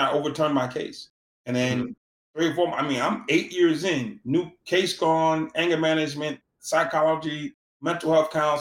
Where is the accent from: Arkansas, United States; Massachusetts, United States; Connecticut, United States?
Massachusetts, United States; Boston; I'm from Boston